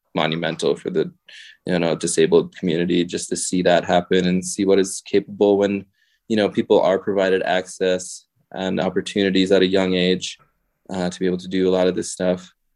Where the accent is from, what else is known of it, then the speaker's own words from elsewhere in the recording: Connecticut, United States; moved away as an adult; also born or lived in Gujarat, India; now in Bozeman, United States; I grew up in Connecticut